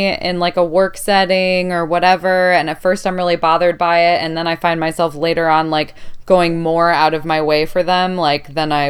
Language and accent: English; Chicago, Illinois, United States; I grew up in Chicago, which is a bigger city